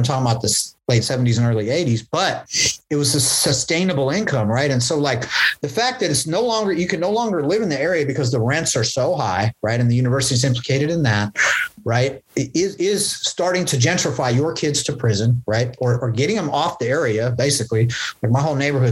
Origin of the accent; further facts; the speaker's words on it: Berkeley, California, United States; growing up in West Berkeley, like there used to be actual hippies here